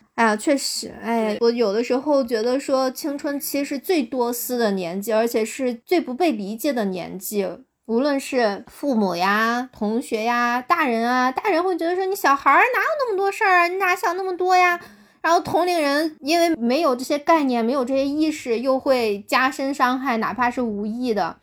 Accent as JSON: {"language": "Chinese", "country": "China", "said": "我们中国人"}